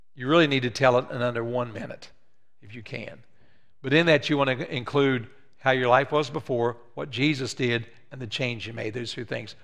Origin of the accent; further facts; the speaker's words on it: West Virginia, United States; moved away; I'm from West Virginia